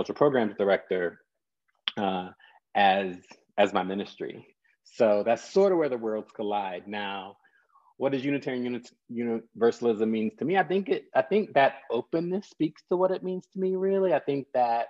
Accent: North Carolina, United States; I'm a son of the Black church, born and raised in North Carolina

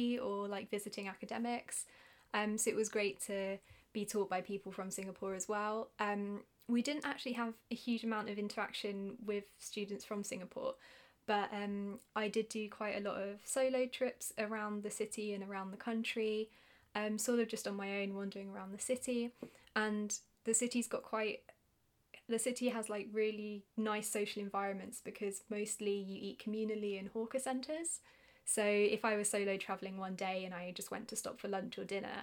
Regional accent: United Kingdom; accent: British; my British accent

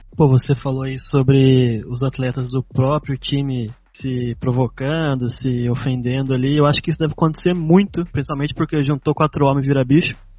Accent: Taubaté, São Paulo, Brazil; eu sou de Tabaté

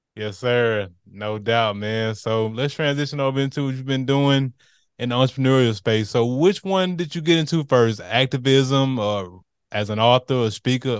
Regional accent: Montgomery, Alabama, United States; I grew up in the Gump

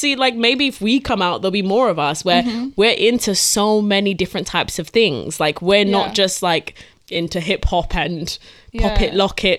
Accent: Essex, East of England, United Kingdom; I grew up in Essex

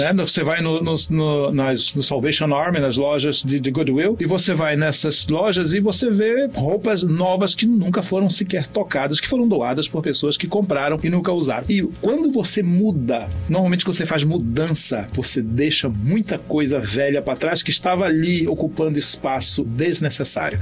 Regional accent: Pará, Brazil; Dormi em rede quando era criança no Pará

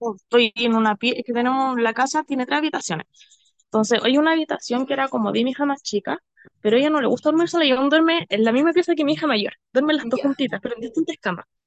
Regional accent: Rancagua, O'Higgins, Chile; also born or lived in Machalí; me fui a vivir a, a Machalí, soy de Rancagua.

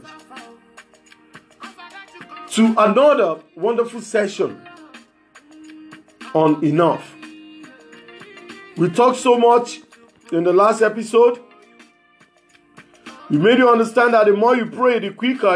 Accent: Lagos, Nigeria; I'm from Lagos, Nigeria

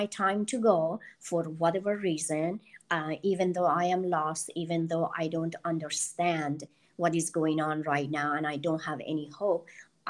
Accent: Iran; English is a second language; moved away as an adult; now in United States; I didn't feel belong growing up in Iran

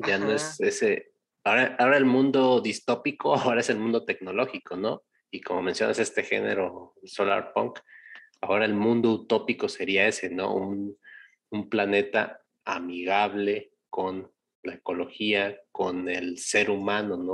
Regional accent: Mexico; nosotros, como mexicanos, no quiero generalizar como latinoamericanos

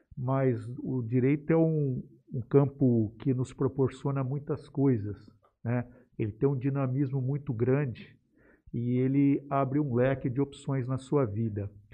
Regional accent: Jales, São Paulo, Brazil; eu cresci em Jales, eu vi a, a cidade crescer também

